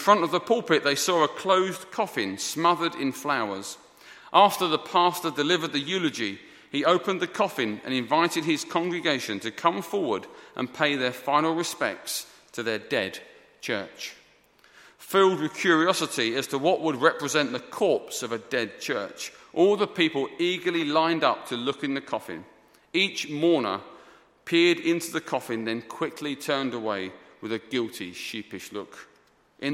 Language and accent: English; Essex, East of England, United Kingdom; moved away; also born or lived in South London; I'm from Essex originally, in case you're confused. I'm from Essex, not South London.